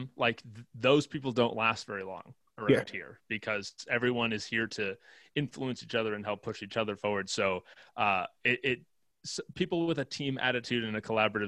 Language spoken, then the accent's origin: English; Massachusetts, United States; moved away as an adult; now in Nashville, United States; I grew up in Massachusetts and, did school out there